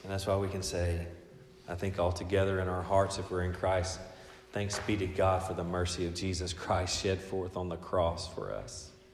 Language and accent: English; United States; my citizenship here as an American